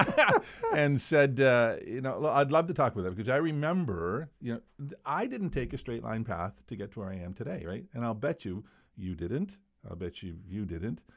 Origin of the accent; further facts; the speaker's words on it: Bathurst, New Brunswick, Canada; moved away; also born or lived in Wolfville, Nova Scotia; I grew up in Bathurst, small community